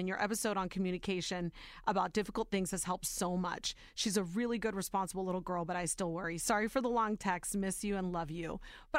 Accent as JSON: {"language": "English", "town": "Warren", "region": "Ohio", "country": "United States", "tie": "born or raised there", "said": "Because I didn't see anybody on TV at that time where I was growing up in Warren, Ohio, Youngstown, Ohio"}